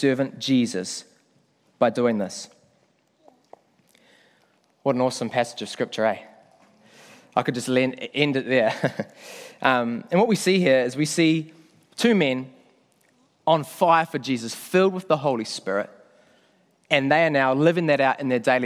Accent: Whangamata, Waikato, New Zealand; moved away as an adult; now in Auckland, New Zealand; I'm proud to say I'm not an Aucklander. I come from Whangamata, grew up down in the Coromandel.

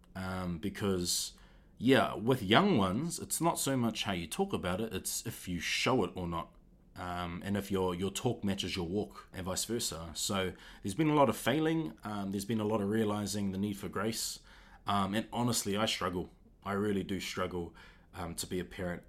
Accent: Auckland, New Zealand; I'm from Auckland

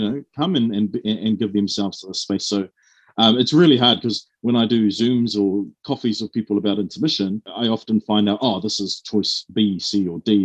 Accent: Auckland, New Zealand; born and raised in South Auckland

